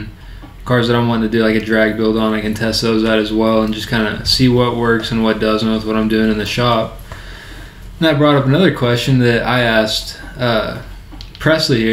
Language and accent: English; Texas Panhandle, United States; Growing up in Texas Panhandle, my great-grandfather used to own a dirt track racing company